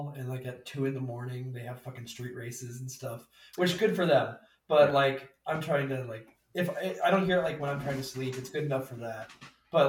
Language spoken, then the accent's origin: English; Indiana, United States; I'm from Indiana